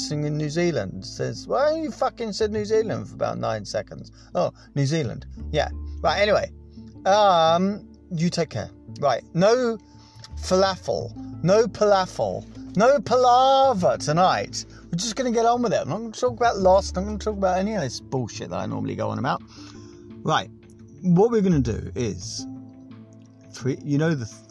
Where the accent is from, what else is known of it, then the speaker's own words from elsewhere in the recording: United Kingdom; we're British